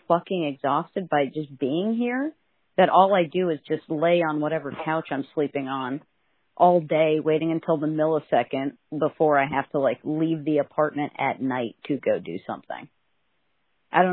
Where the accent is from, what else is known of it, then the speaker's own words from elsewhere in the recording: California, United States; as a Californian